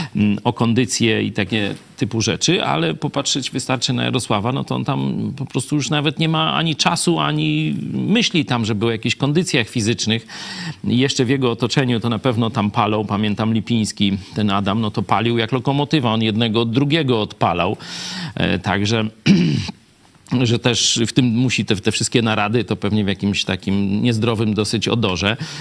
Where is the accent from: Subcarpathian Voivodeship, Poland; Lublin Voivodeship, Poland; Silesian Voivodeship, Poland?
Lublin Voivodeship, Poland; Lublin; jesteśmy z Lublina, nawet dość z tej samej, można powiedzieć, dzielnicy